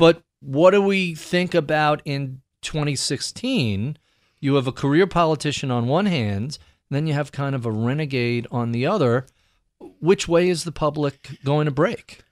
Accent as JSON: {"language": "English", "region": "New York", "country": "United States", "tie": "born or raised there", "said": "I'm an odd political duck growing up in New York"}